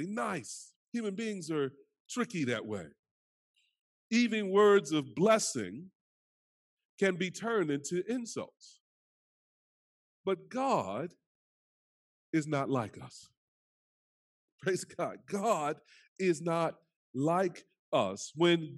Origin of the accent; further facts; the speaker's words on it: North Carolina, United States; So I'm from down south, greatest state in the country, North Carolina.